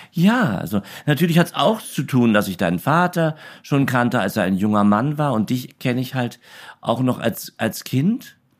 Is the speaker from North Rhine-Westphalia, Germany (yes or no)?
no; Berlin, Germany; in Berlin-Karlshorst